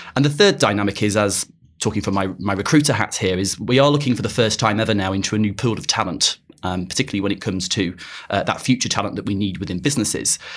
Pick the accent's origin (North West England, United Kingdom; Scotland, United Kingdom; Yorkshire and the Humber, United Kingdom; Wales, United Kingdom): North West England, United Kingdom; Blackpool; moved away as an adult; also born or lived in Birmingham; now in London, United Kingdom; I'm originally from Blackpool